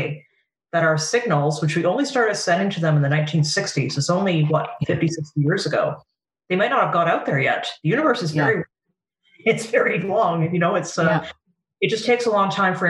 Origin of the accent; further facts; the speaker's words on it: Canada; I'm a Canadian